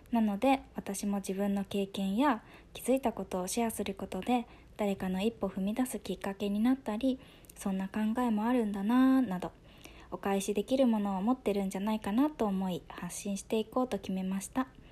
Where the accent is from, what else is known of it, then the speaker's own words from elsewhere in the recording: Kagoshima, Japan; 鹿児島の田舎の方で生まれ育ちました